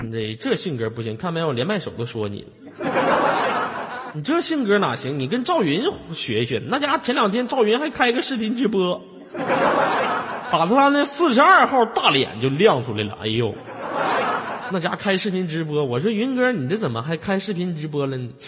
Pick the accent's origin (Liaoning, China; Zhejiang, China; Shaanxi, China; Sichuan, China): Liaoning, China; Shenyang; 我是来自沈阳的一个丑小伙儿